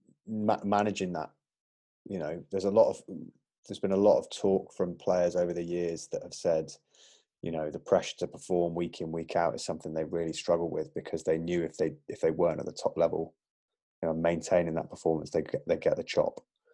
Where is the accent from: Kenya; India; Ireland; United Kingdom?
United Kingdom; Oadby, East Midlands; also born or lived in Leicester; I'm a Leicester boy. I grew up in Oadby. I was born over the road at Leicester Royal Infirmary.